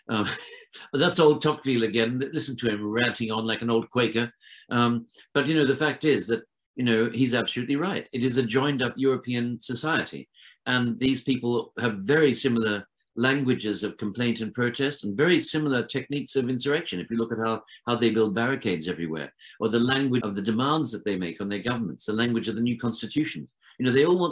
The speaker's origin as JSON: {"language": "English", "town": "Sydney", "region": "New South Wales", "country": "Australia", "tie": "born or raised there", "moved": "yes", "said": "because I grew up in Australia"}